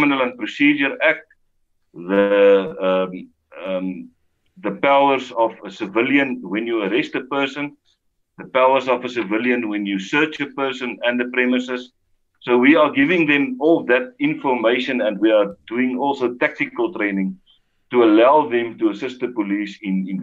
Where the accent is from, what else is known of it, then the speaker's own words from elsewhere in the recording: South Africa; the values that we grew up with in South Africa